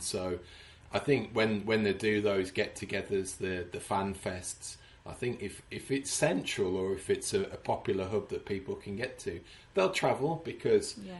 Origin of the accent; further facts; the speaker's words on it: Sedgley, West Midlands, United Kingdom; moved away as an adult; now in Houston, United States; born and raised in Sedgley